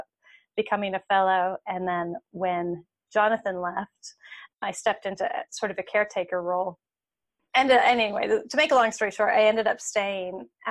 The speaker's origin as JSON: {"language": "English", "town": "Seymour", "region": "Indiana", "country": "United States", "tie": "born or raised there", "said": "So I grew up in Seymour, Indiana, which is a small town in southern Indiana in the Midwest"}